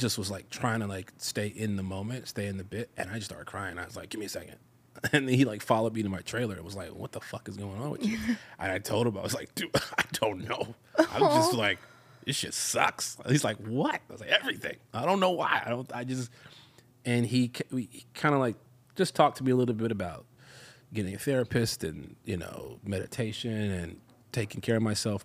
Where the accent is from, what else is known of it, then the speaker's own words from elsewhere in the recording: Chicago, Illinois, United States; moved away as an adult; also born or lived in North Hollywood, Los Angeles; now in Los Angeles, United States; I from the south side of Chicago